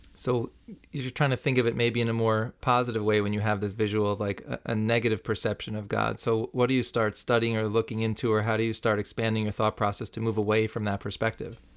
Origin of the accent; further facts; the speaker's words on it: New City, New York, United States; where I grew up in New City, New York.